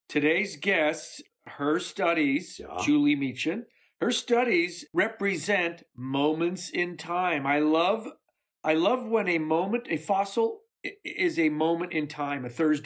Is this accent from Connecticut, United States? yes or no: no; Chicago, Illinois, United States; I spent my high school years in Chicago